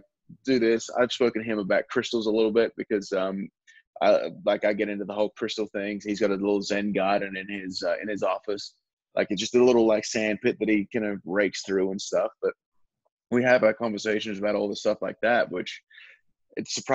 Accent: Perth, Western Australia, Australia; a kid from my hometown called Daniel Ricciardo

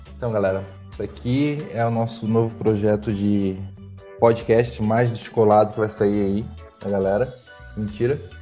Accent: Itajaí, Santa Catarina, Brazil; eu sou de Itajaí

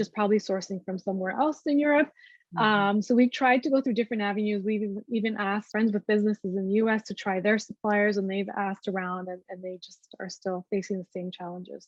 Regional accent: Canada; we're Canadian

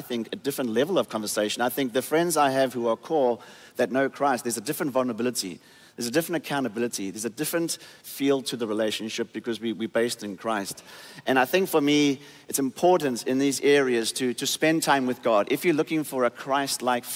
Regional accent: South Africa; now in United States; I was born and raised in South Africa and then came to America

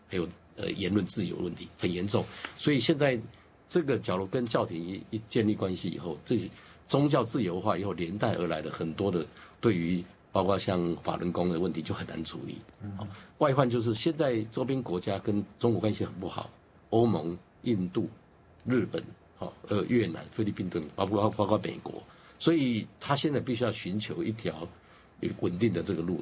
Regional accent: Taiwan; 让我们台湾人感觉比较舒服一点

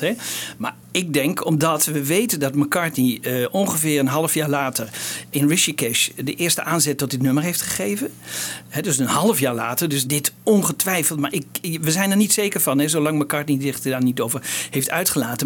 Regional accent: Netherlands; als Nederlander

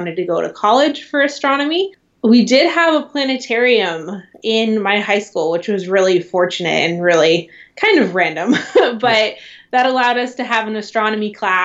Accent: San Luis Obispo, California, United States; now in Seattle, United States; I grew up in San Luis Obispo, California

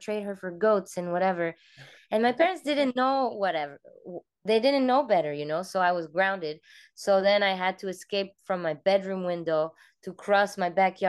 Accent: Cameroon; also born or lived in France; I grew up in many different places. Mostly, I was born in France, and then 2 weeks later, we moved to Cameroon, Africa. So my very first memories were over there.

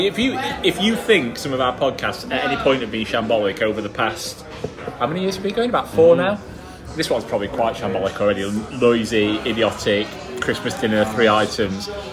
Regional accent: Yorkshire and the Humber, United Kingdom; moved away; I'm from Yorkshire and don't live there at, at the minute.

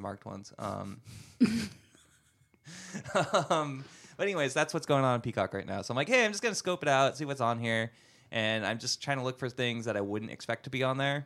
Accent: Santa Clarita, California, United States; I grew up in Santa Clarita

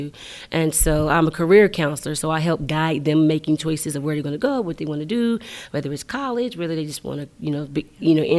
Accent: Rand, West Virginia, United States; moved away as an adult; also born or lived in Georgia; It's a little small town between Malden and Bell. That's where I grew up.

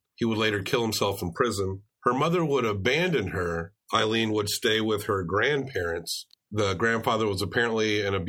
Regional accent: Tennessee, United States; We're from Tennessee

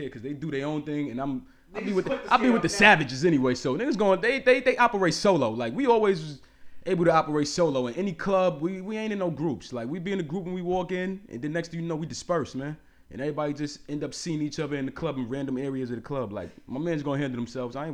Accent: New York City, New York, United States; I'm from Harlem, nigga. We from Harlem.

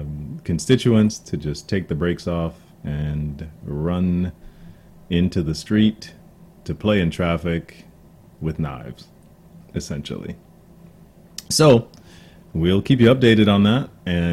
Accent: United States; I'm an American. You're an American. We're all Americans.

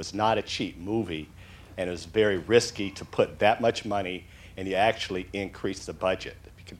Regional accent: Sweden; you can look at me and tell that I grew up partially in Sweden.

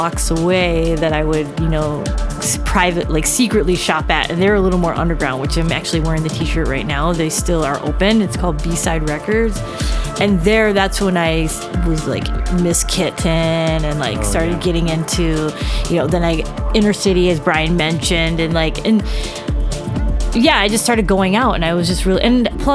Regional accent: Madison, Wisconsin, United States; I grew up in Madison, Wisconsin.

